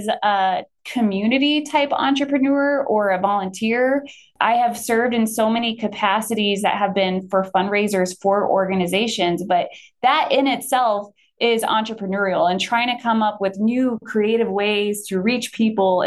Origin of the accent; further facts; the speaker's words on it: Potter, Nebraska, United States; also born or lived in Colorado Front Range; now in Sidney, United States; moving back to Nebraska, my hometown of Potter, which is, yes, a village of Potter